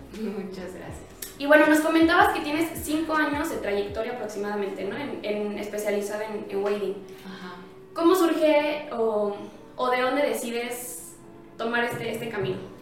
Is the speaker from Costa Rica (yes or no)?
no; Querétaro, Mexico; soy queretana de corazón